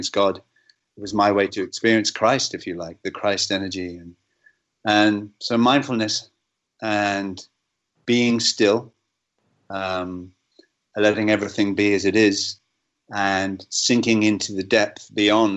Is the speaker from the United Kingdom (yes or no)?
yes; England, United Kingdom; as an Englishman